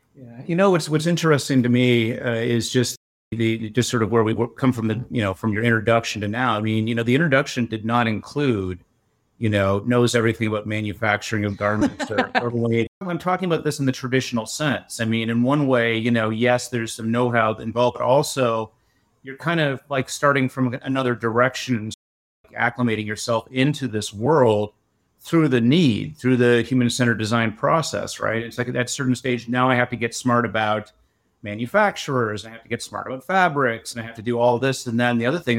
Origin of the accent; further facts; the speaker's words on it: Canada; I'm a Canadian